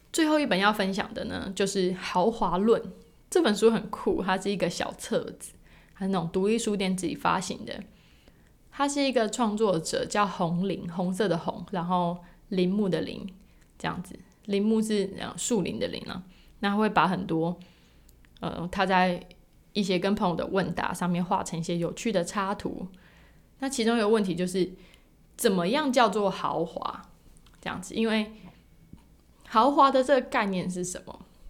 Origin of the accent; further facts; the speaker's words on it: Taiwan; 特别如果你身为台湾人